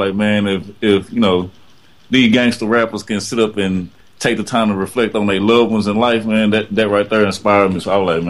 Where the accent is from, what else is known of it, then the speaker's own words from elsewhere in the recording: Longview, Texas, United States; accent: Texas; Right here in East Texas, Longview, Texas.